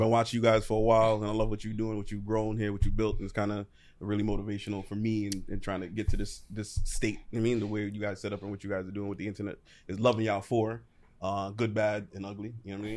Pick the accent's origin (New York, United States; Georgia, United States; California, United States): New York, United States; New York City; I'm from Brooklyn. My family's from Guyana.